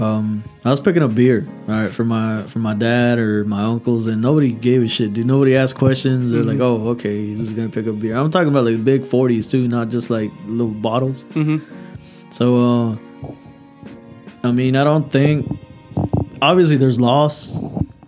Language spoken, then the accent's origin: English; Mexico; moved away; I grew up in Mexico for a good while